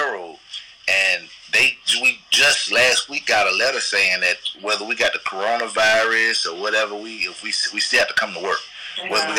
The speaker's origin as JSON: {"language": "English", "town": "Nashville", "region": "Tennessee", "country": "United States", "moved": "yes", "lives_now": "Atlanta, United States", "said": "I'm originally from Nashville, Tennessee"}